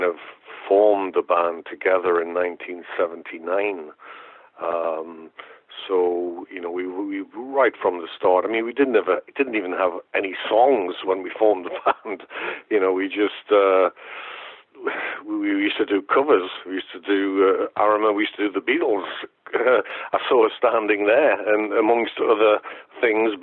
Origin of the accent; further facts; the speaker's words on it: Newcastle upon Tyne, North East England, United Kingdom; University of Newcastle, which is my hometown